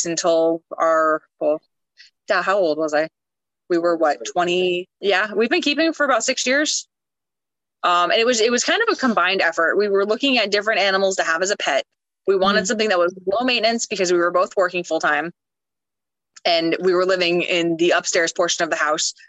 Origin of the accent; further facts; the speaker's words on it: Florida, United States; moved away; also born or lived in Tampa, Florida / Ocala, Florida; we are originally from Florida. We used to live in Tampa, Florida